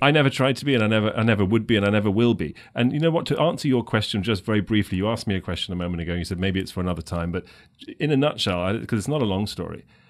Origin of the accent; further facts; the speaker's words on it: London, United Kingdom; moved away as an adult; now in United States; I'm, I'm from England, from London